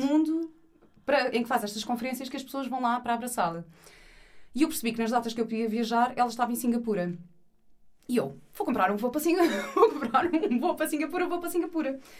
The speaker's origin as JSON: {"language": "Portuguese", "country": "Portugal", "said": "sou de Portugal"}